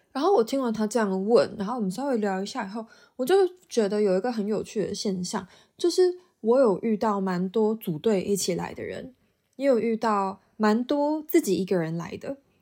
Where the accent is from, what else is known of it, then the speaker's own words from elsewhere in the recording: Taiwan; moved away as an adult; now in Auckland, New Zealand; 我是从台湾来的